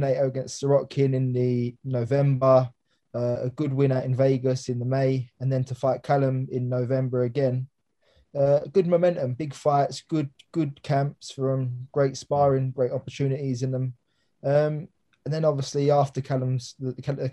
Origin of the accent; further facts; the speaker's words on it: London, United Kingdom; it was in Alexandra Palace, obviously my hometown